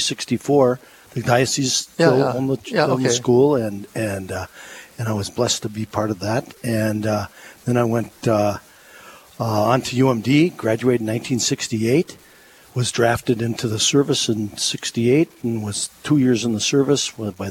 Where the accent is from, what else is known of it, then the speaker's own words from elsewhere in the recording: Duluth, Minnesota, United States; I'm a lifelong Duluthian and lifelong Catholic Christian. And I grew up in the – I was born in 1946.